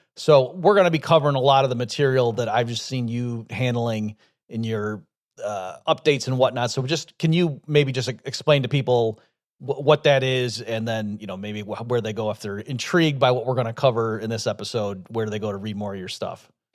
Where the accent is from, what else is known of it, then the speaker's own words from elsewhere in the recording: upstate New York, United States; I grew up in upstate New York